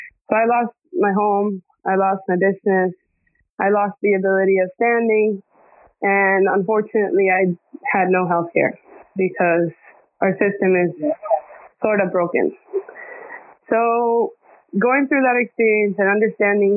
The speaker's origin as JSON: {"language": "English", "country": "Dominican Republic", "tie": "born or raised there", "also_born_or_lived": "Puerto Rico / New York", "moved": "as an adult", "lives_now": "Florida, United States", "said": "my mom's Dominican. So when I was 2 years old, my mom decided to move back to Dominican Republic. And from there, I grew up in the island until I was 18"}